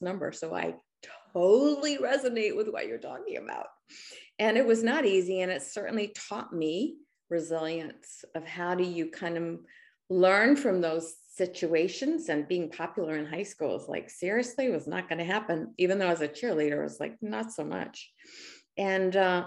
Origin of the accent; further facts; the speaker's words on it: Australia; now in United States; both of us are immigrants. I was born in Australia in the outback